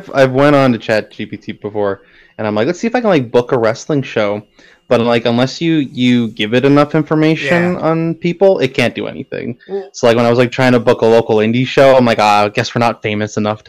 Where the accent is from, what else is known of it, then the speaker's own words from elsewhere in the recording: Alberta, Canada; I am.